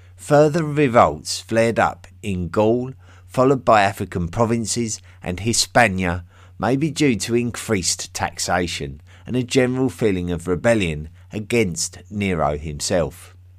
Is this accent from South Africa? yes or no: no; England, United Kingdom; accent: English; my English accent